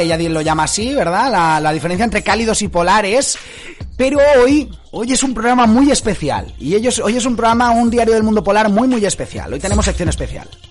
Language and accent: Spanish; Spain; moved away as an adult; also born or lived in Scotland; now in Inveraray, United Kingdom; todos somos de origen español y estamos ahora más allá de la frontera